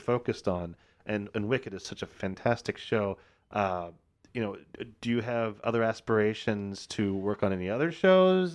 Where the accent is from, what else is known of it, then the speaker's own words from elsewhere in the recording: Cincinnati, Ohio, United States; I'm from Cincinnati.